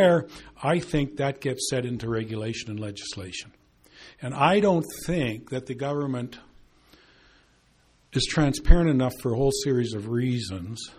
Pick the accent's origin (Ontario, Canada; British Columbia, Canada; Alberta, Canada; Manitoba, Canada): Alberta, Canada; I grew up in Alberta. I moved to Alberta in 1945 and have lived here most of my life.